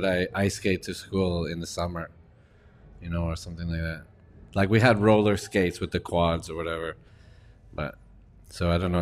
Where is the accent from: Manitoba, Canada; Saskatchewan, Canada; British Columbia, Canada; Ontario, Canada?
Saskatchewan, Canada; Regina; moved away as an adult; also born or lived in Sydney, Australia / California; now in Barcelona, Spain; Regina, my hometown